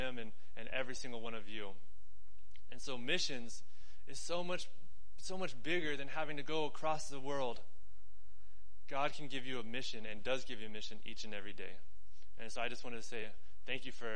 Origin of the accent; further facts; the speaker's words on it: New Mexico, United States; moved away as an adult; also born or lived in Dallas, Texas / Denver, Colorado / Albuquerque; I moved from New Mexico to Dallas, Texas, back to New Mexico, to Denver, Colorado, back to New Mexico